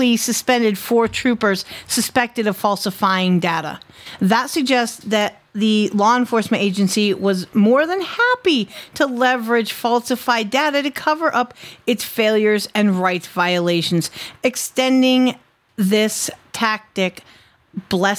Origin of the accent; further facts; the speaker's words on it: Connecticut, United States; My home state